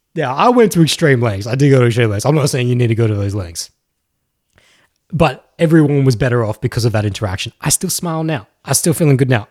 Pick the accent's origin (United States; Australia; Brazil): Australia; I'm actually from Australia.